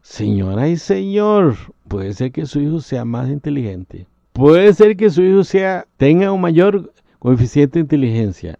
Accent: Costa Rica; si vives en mi país, Costa Rica

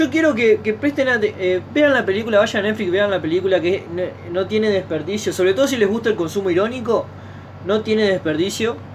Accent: Argentina; pero que en realidad tiene un nombre que nos debería llenar de orgullo como argentinos haber producido esa película

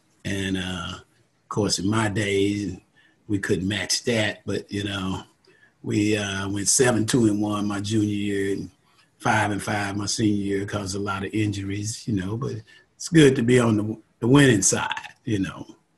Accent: Lufkin, Texas, United States; That's a nice town, man. About 30,000 people or so. You know, football is king there.

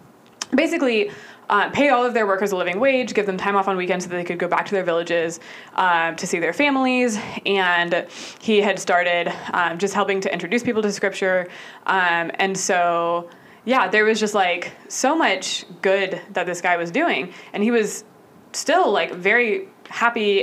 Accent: Austin, Texas, United States; moved away as an adult; now in Atlanta, United States; I moved to Atlanta from my hometown of Austin 4 years ago

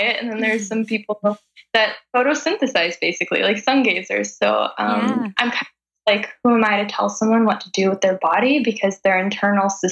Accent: Los Angeles, California, United States; moved away as an adult; also born or lived in Calabasas; now in Kauai, United States; I grew up in Los Angeles, moving all around LA, kind of the Valley area. And I went to high school in Calabasas

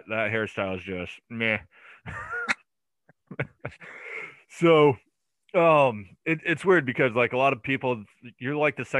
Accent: along the St. Lawrence River, 90 miles south of Montreal, New York, United States; I grew up along the U.S.-Canadian border myself, along the St. Lawrence River, but on the eastern side.

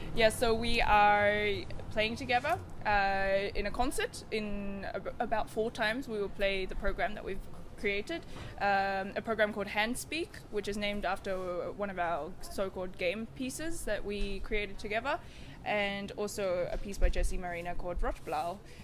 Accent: Sydney, New South Wales, Australia; now in Basel, Switzerland; I am from Australia originally, Sydney, Australia. Um, Gadigal land, um, indigenous country, um, and I currently live in Basel.

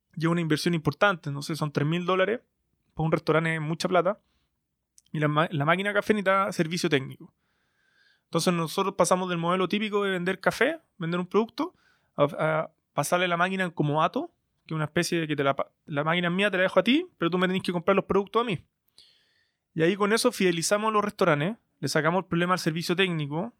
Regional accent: Santiago, Santiago Metropolitan Region, Chile; Soy un, soy un emprendedor chileno de, Santiago

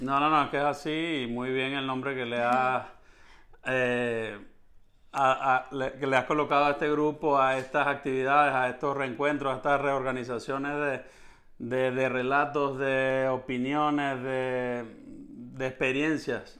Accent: San Fernando de Apure, Apure, Venezuela; also born or lived in Caracas / Maracay; yo nací en Caracas, pero inmediatamente me llevaron a vivir a San Fernando de Apure, que fue donde me crié

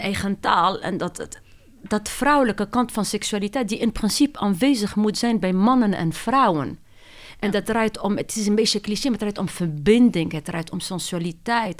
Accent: Tunisia; Dutch is a second language; moved away as an adult; also born or lived in France; now in Netherlands; ben ik opgegroeid in Tunesië en niet in Nederland

